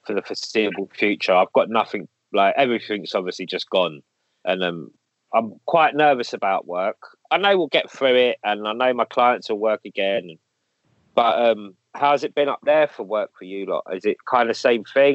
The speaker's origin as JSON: {"language": "English", "region": "London", "country": "United Kingdom", "tie": "born or raised there", "said": "I grew up like in Kilburn, same thing in the eighties"}